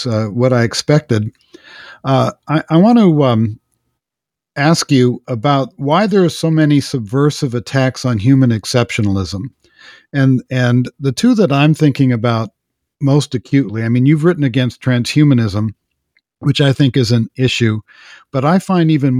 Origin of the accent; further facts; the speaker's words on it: Los Angeles, California, United States; I grew up in Los Angeles